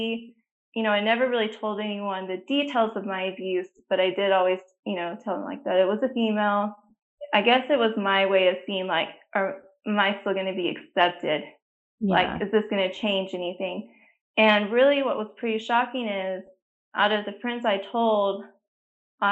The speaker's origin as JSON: {"language": "English", "region": "New Mexico", "country": "United States", "tie": "born or raised there", "moved": "yes", "lives_now": "Texas, United States", "said": "I live in Texas, but I did not grow up here. I grew up in New Mexico, so I'm a New Mexico native."}